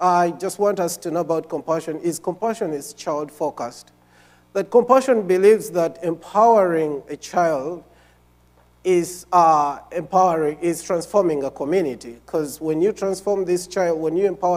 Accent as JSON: {"language": "English", "country": "Uganda", "tie": "born or raised there", "said": "I am from Uganda."}